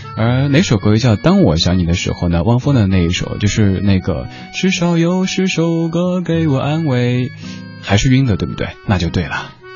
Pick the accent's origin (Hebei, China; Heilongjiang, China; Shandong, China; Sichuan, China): Sichuan, China; Chengdu; 我作为一个成都人